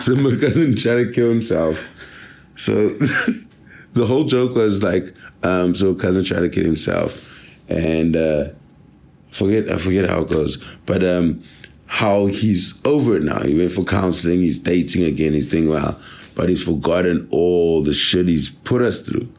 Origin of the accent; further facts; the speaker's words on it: Durban, KwaZulu-Natal, South Africa; moved away; I'm from Durban